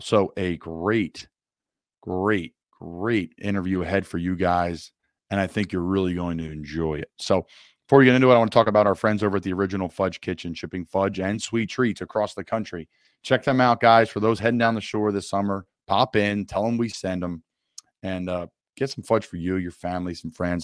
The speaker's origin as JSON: {"language": "English", "town": "Doylestown", "region": "Pennsylvania", "country": "United States", "tie": "born or raised there", "moved": "yes", "said": "it's a wonderful place that did a lot for me, and there's a lot of us that love to give back to it because it's a special place in Doylestown, Pennsylvania"}